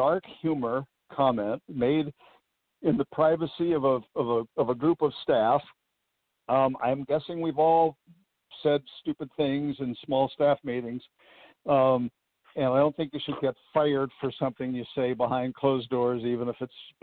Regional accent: Southern California, United States; I grew up in Southern California.

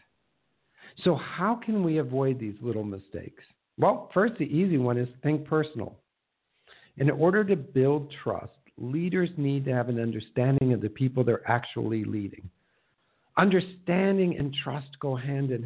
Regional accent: Minnesota, United States; moved away; I'm from Minnesota

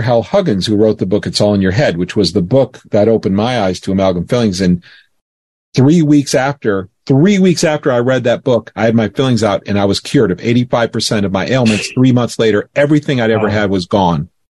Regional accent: Florida, United States; I grew up in Florida

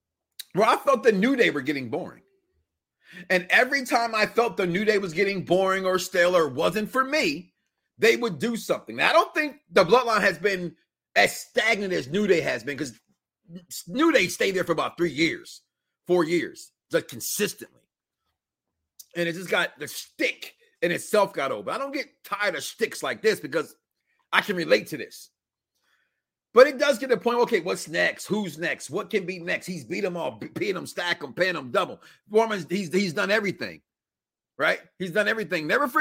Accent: Chicago, Illinois, United States; born or raised there

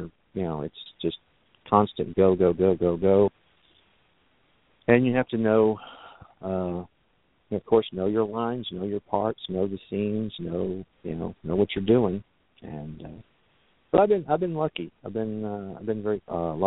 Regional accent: Texas, United States; why can't I just work my career here in my home state and be close to family and friends

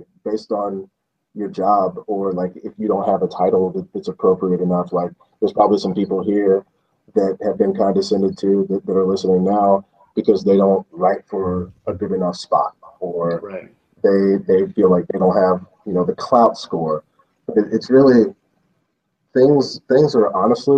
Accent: Birmingham, Alabama, United States; also born or lived in Dothan, Alabama; I'm from Birmingham, Alabama

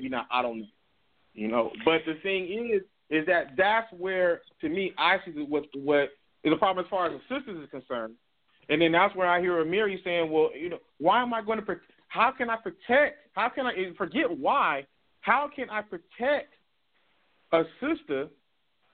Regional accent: Compton, California, United States; I grew up in Compton, California

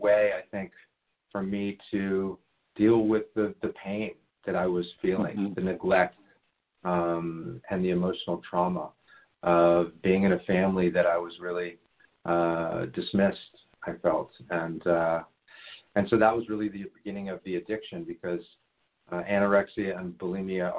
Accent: Washington, District of Columbia, United States; I grew up in Washington, D.C. I grew up in Georgetown

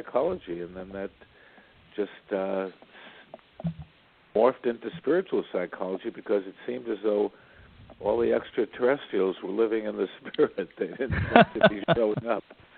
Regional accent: New York City, New York, United States; I grew up in Brooklyn, New York, in a Jewish family

